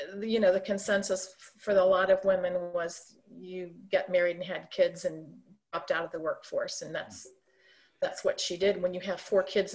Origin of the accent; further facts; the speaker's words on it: St. Louis, Missouri, United States; moved away as an adult; also born or lived in Ohio; now in Kansas City, United States; We were transferred to St. Louis in the early 60s, and I grew up there.